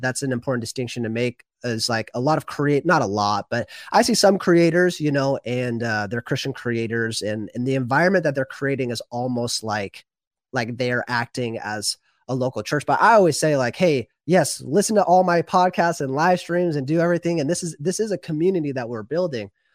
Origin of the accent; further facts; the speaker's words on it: the Northwest, Pacific Northwest, United States; also born or lived in Washington State; I'm from the Northwest, like you